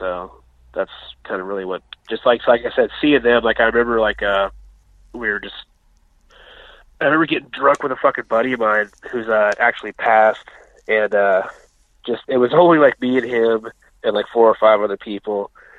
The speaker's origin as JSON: {"language": "English", "town": "Colville", "region": "Washington", "country": "United States", "tie": "born or raised there", "said": "I was born in Colville, Washington, which is a town about 80 miles north of here. It's a small logging town."}